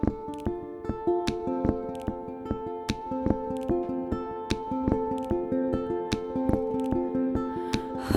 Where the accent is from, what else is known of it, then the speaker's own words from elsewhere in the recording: Birmingham, West Midlands, United Kingdom; I'm from Birmingham